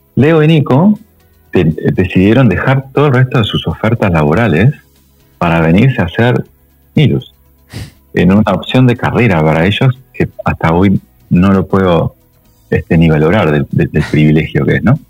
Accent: Uruguay; moved away as an adult; also born or lived in United States; now in Argentina; yo soy uruguayo, llegué a Argentina después de 10 este, eh, años en Estados Unidos

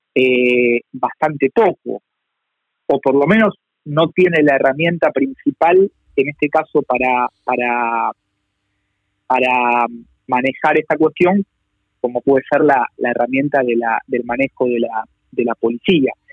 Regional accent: Buenos Aires, Argentina; quienes trabajamos por ahí en campañas del, interior del país, pero que por ahí venimos de la ciudad de Buenos Aires

